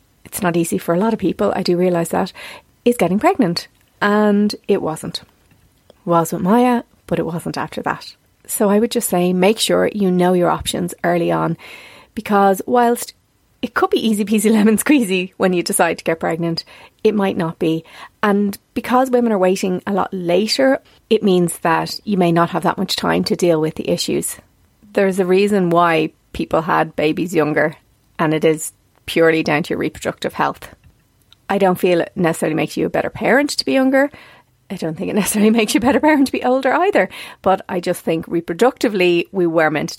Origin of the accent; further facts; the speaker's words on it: South County Dublin, Leinster, Ireland; where I came from South County Dublin